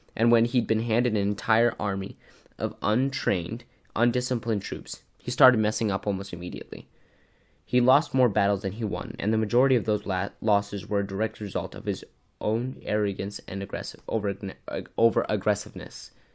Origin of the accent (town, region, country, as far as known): United States